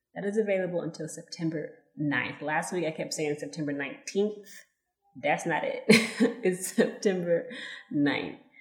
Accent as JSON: {"language": "English", "town": "Los Angeles", "region": "California", "country": "United States", "tie": "born or raised there", "moved": "yes", "said": "I was born in California, Los Angeles, California"}